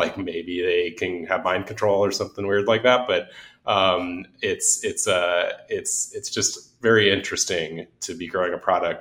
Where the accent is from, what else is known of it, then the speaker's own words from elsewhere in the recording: Los Angeles, California, United States; I grew up in Los Angeles